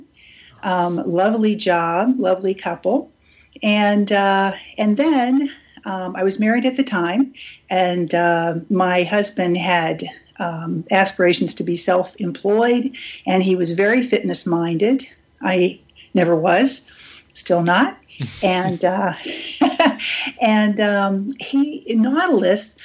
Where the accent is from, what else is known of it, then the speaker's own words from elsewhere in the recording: St. Petersburg, Florida, United States; moved away as an adult; also born or lived in Honolulu, Hawaii; I was born and bred in Florida, St. Petersburg, Florida, where I am now.